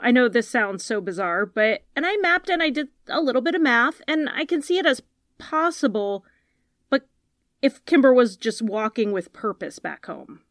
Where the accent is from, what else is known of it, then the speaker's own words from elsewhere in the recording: Connecticut, United States; I'm from Connecticut